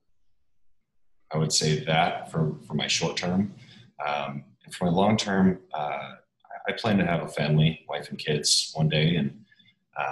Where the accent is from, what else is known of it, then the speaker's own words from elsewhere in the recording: Minnesota, United States; I'm from Minnesota, so naturally I grew up on the lake